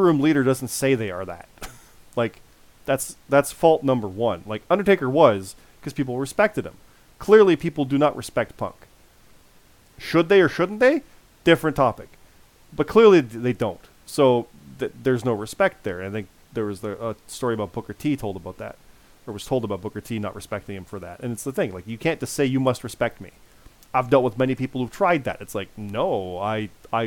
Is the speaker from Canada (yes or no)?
yes; Canada; I'm a Canadian